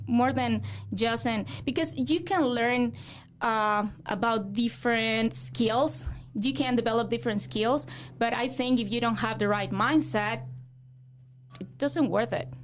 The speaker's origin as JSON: {"language": "English", "country": "Mexico", "tie": "born or raised there", "also_born_or_lived": "Guadalajara, Mexico", "second_language": "English", "moved": "as an adult", "lives_now": "Fort Wayne, United States", "said": "I grew up in Zaguayo"}